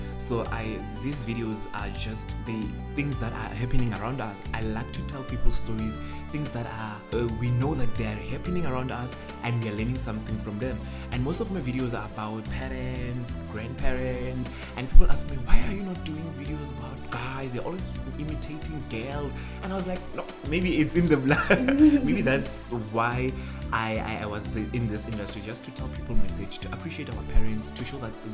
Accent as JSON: {"language": "English", "country": "South Africa", "first_language": "Sepedi", "second_language": "English", "said": "I'm very proud of being Sepedi"}